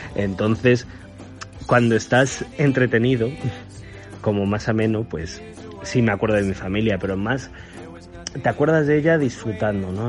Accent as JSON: {"language": "Spanish", "country": "Spain", "moved": "yes", "said": "yo digo que soy español"}